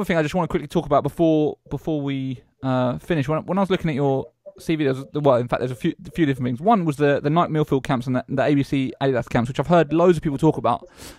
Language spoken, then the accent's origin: English; Eastbourne, South East England, United Kingdom; born or raised there